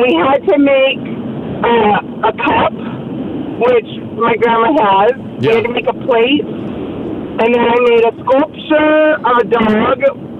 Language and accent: English; United States; moved away; I grew up in the States, so my high school was 9 through 12.